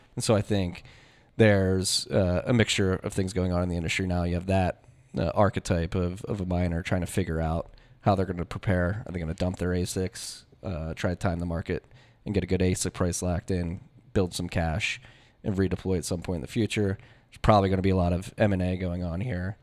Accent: Philadelphia, Pennsylvania, United States; I'm from Philadelphia and I graduated high school in two thousand nine

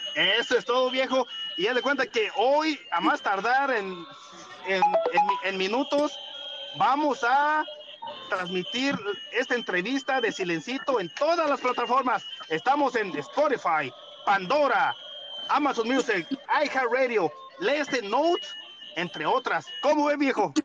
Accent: Guanajuato, Mexico; moved away as an adult; now in California, United States; yo soy de Guanajuato, pero ya estoy casi, casi de seis años aquí, aquí en California

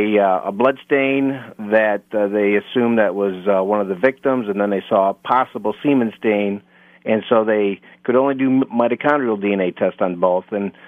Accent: Buffalo, New York, United States; I'm from Buffalo, New York

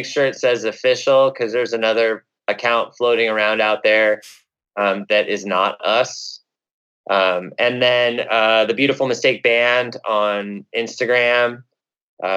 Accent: Escondido, California, United States; also born or lived in Minnesota; I live in a town called Escondido

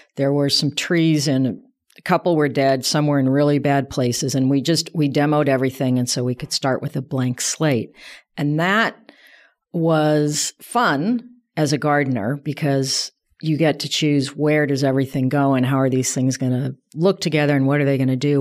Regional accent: south of Denver, Colorado, United States; I grew up in Colorado, south of Denver, in a sort of a suburban environment.

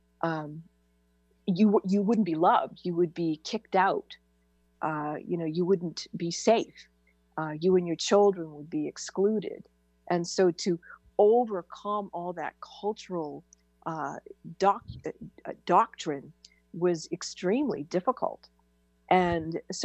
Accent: New Hampshire, United States; I was born and raised in New Hampshire

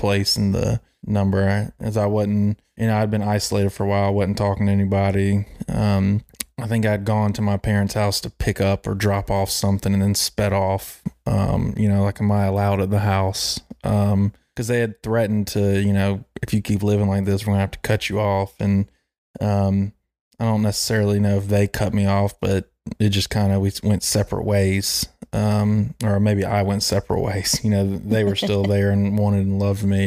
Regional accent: Charlotte, North Carolina, United States; growing up in Myers Park, South Charlotte

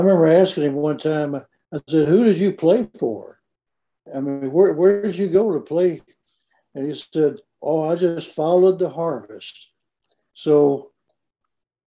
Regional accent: Memphis, Tennessee, United States; also born or lived in Mississippi; I grew up in Memphis

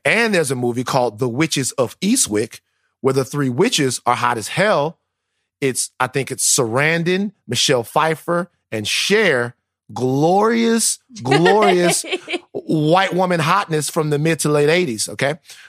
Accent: the South, United States; I'm from the South. I don't believe in speaking ill of the dead

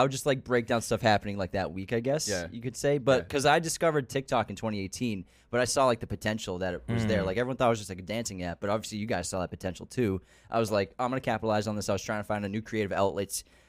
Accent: Massachusetts, United States; moved away as an adult; now in Los Angeles, United States; we're from Massachusetts.

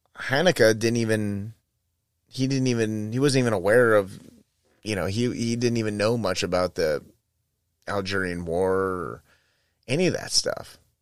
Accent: United States; I'm American

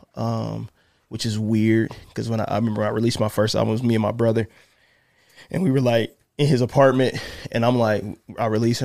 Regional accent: South Bend, Indiana, United States; now in Indianapolis, United States; I'm from South Bend, grew up there

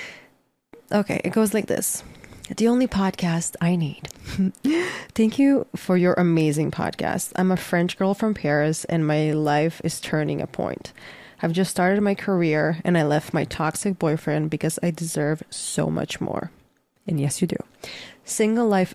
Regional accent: Croatia; moved away; I'm currently in my home country, Croatia

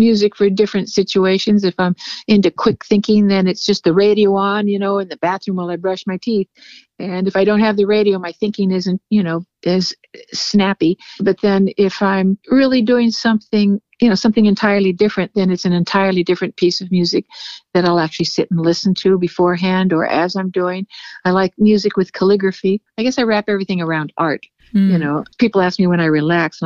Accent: Los Angeles, California, United States; moved away as an adult; now in Santa Rosa, United States; I'm a Hollywood Indian. My tribe is the Tongva tribe. We are predominantly in the LA Basin

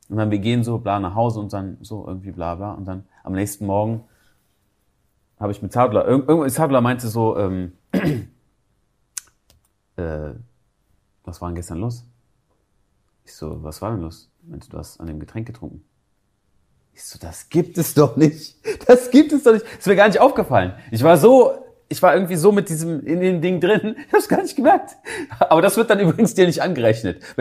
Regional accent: Germany; Gut, ich komme aus Deutschland und ich lebe auch in Deutschland

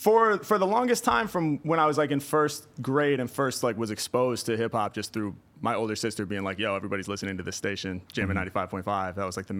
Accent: Portland, Oregon, United States; moved away as an adult; now in Los Angeles, United States; Yeah, I'm from Portland, Oregon, originally. Born and raised there. And then came down to L.A., in 2008

